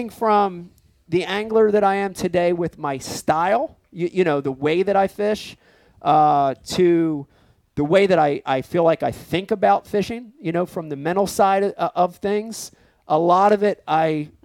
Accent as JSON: {"language": "English", "country": "United States", "tie": "born or raised there", "also_born_or_lived": "Philadelphia, Pennsylvania / New Jersey", "said": "I growing up in Jersey and Philadelphia"}